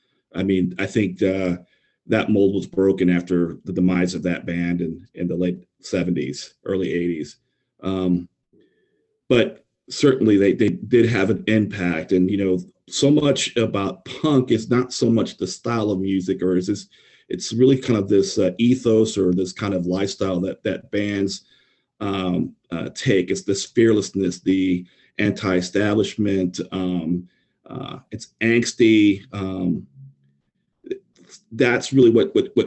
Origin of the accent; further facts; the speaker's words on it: San Antonio, Texas, United States; I grew up in San Antonio, Texas